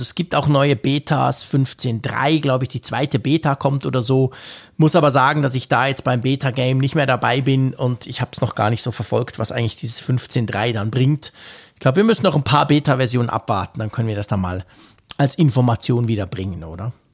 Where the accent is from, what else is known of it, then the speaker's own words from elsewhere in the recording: Switzerland; ich als Schweizer